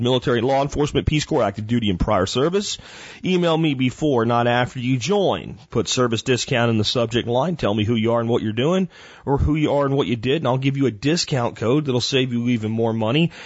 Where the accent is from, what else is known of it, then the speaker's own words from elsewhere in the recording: near Arlington, Texas, United States; Arlington Convention Center right here near my hometown